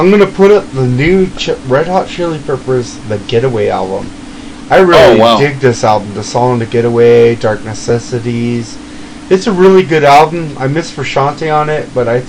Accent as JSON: {"language": "English", "country": "Canada", "said": "I'm a Canadian guy"}